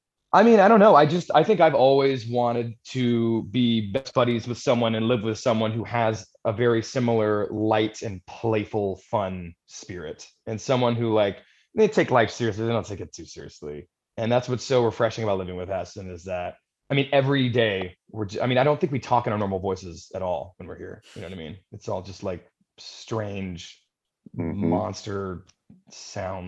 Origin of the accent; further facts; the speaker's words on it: Texas, United States; moved away; I was raised in Texas